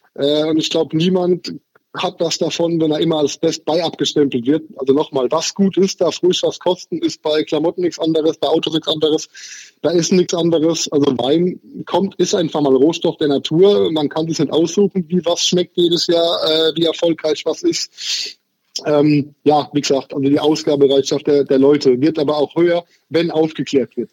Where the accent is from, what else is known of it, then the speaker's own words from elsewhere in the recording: Haßloch, Rhineland-Palatinate, Germany; ich bin aus der Pfalz tatsächlich. Ich komme aus dem äh, deutschen Durchschnittsdorf Hassloch